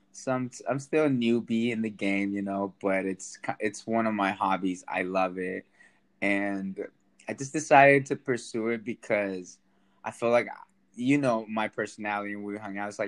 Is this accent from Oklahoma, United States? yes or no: no; Sacramento, California, United States; yeah, well, I'm uh, raised in Sacramento. I'm uh, Latin descent. I'm from El Salvador. All my family's from El Salvador. Um, but I've been living most of my life here in Sacramento.